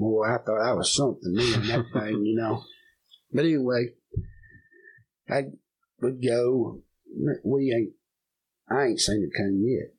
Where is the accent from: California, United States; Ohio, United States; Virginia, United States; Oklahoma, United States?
Virginia, United States; We're originally from Virginia.